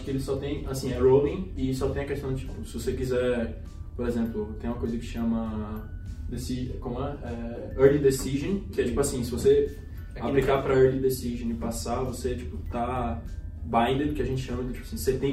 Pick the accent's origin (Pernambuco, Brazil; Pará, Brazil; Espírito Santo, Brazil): Pernambuco, Brazil; Recife; moved away as an adult; now in United States; eu sou de Recife, eu sempre fiz, eu sempre fiz escola brasileira